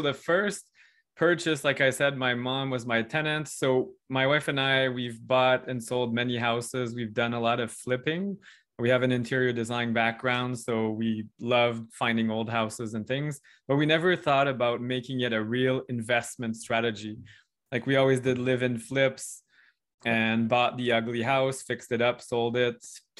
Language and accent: English; Ontario, Canada